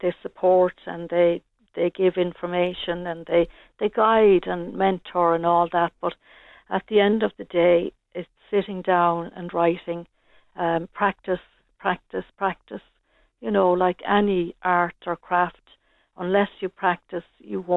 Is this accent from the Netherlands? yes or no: no; Ireland; moved away as an adult; now in Tallaght, Ireland; I'm from Barr originally